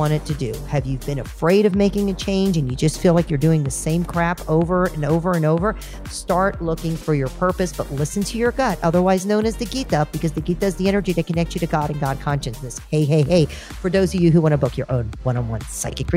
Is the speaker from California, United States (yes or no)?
no; Georgia, United States; I'm a hillbilly redneck from Georgia because I was born and raised